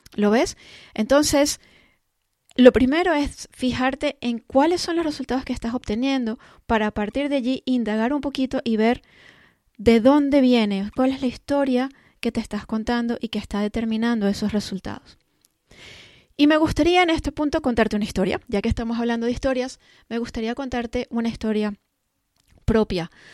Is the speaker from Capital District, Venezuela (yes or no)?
yes; Caracas, Capital District, Venezuela; moved away; also born or lived in London; Yo nací en Caracas, Venezuela, y en aquella época, pues vivíamos en, Caracas